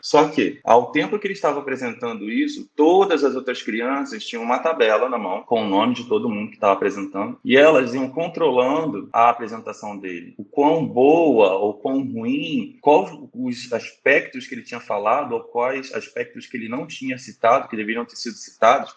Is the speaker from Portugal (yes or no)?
no; Rio de Janeiro, Brazil; eu também sou do Rio de Janeiro, nasci aqui